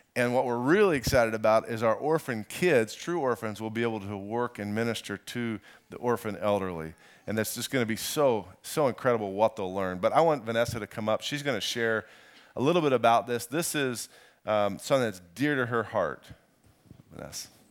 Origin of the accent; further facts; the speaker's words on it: Indiana, United States; I'm from Indiana